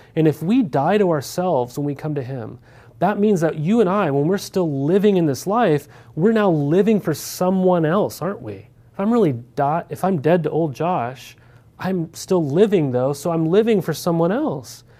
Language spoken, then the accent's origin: English; Montana, United States; moved away; also born or lived in Corvallis, Oregon; Growing up in Montana, we didn't have any D one schools